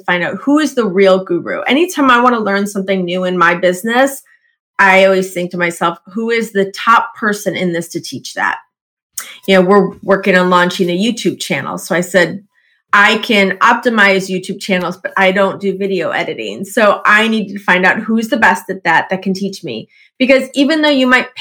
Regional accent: Midwest, United States; I grew up in the Midwest, lots of tornadoes.

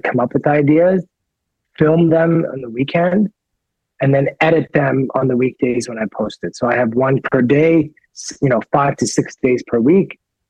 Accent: Canada; also born or lived in United States; yes, I'm 100% blood Persian, but I grew up in Canada and in America, right?

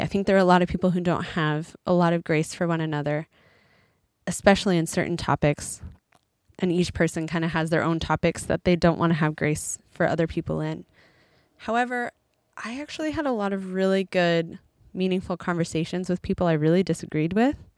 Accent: United States; moved away as an adult; an American who's been gone from America for a little while

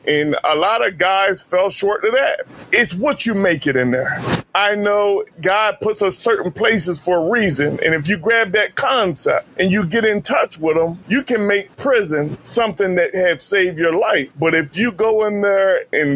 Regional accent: Sussex County, Delaware, United States; I grew up in Sussex County, Delaware

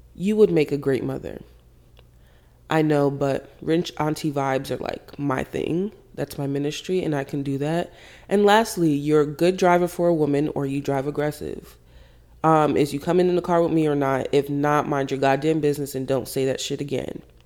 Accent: Jamaica; I was brought up, I'm Jamaican, big Caribbean family

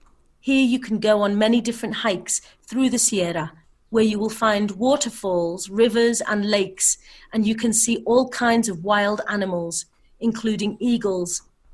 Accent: Liverpool, North West England, United Kingdom; now in Cazorla, Spain; I'm from Liverpool in the UK, but I live in Spain.

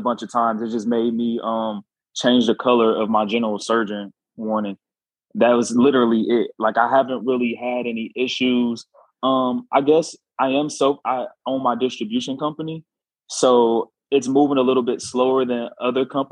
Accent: Chicago, Illinois, United States; South side of Chicago. I am Chicago through and through.

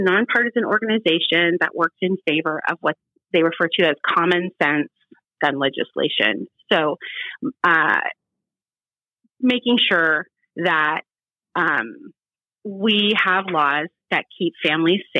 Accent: Cincinnati, Ohio, United States; moved away as an adult; also born or lived in West Side (Cleveland area), Ohio; I was born in Cincinnati, but I've lived on the West Side for, it'll be 18 years

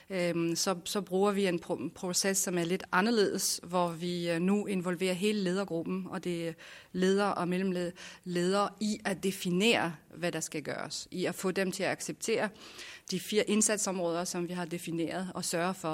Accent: France; now in Denmark; Da jeg kom til Danmark fra Frankrig

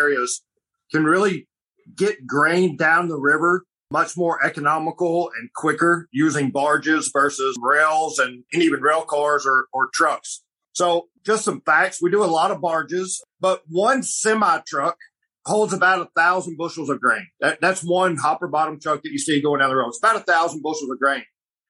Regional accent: Arkansas, United States; growing up in Arkansas

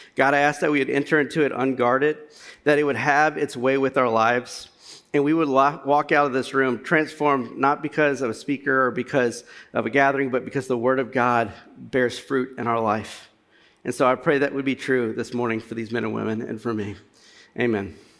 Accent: Louisiana, United States; now in Cincinnati, United States; I'm not from Cincinnati. I'm from Louisiana. Me and Chris, or Critter, as I've known him my entire life, have uh, grown up as friends from Louisiana

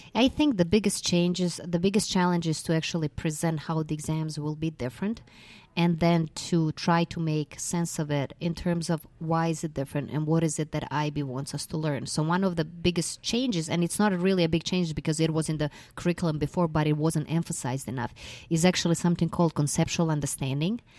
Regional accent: Mostar, Federation of Bosnia and Herzegovina, Bosnia & Herzegovina; moved away as an adult; I'm originally a Croatian from Bosna and Herzegovina, and I started with the I B about ten years ago in my school in my hometown, Mostar.

